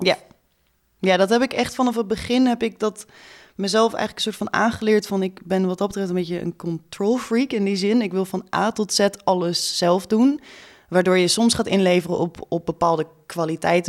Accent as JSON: {"language": "Dutch", "region": "Groningen", "country": "Netherlands", "moved": "yes", "lives_now": "Amsterdam, Netherlands", "said": "Ik kom uit Groningen oorspronkelijk"}